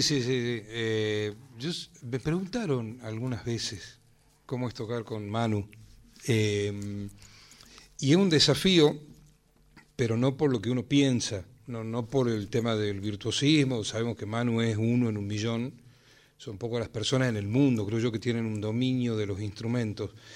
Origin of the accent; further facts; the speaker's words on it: Tucumán, Argentina; now in Salta, Argentina; yo soy tucumano, pero vivo en Salta.